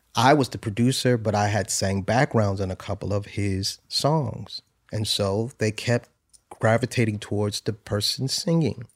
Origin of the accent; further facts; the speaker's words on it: New Haven, Connecticut, United States; I'm from New Haven, Connecticut